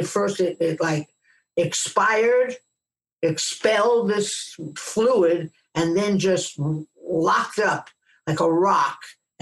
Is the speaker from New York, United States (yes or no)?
yes; New York City, New York, United States; But I was from Brooklyn and we ice skated all the time.